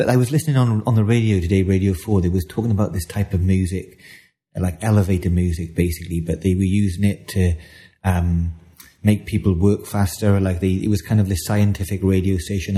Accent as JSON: {"language": "English", "area": "the Valleys", "region": "Wales", "country": "United Kingdom", "tie": "born or raised there", "said": "as a Welsh boy growing up in the valleys"}